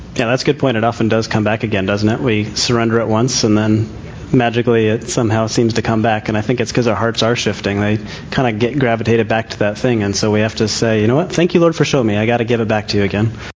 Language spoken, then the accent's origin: English; Scotland, United Kingdom; I'm Scottish